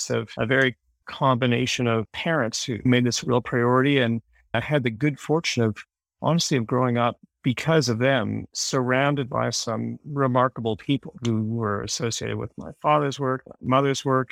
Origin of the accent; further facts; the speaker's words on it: Toronto, Ontario, Canada; I'm from Toronto